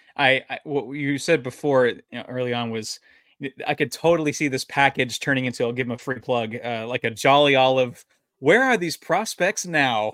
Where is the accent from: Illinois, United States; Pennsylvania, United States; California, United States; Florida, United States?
California, United States; San Diego; also born or lived in Utah; now in Washington, United States; my, my hometown Padres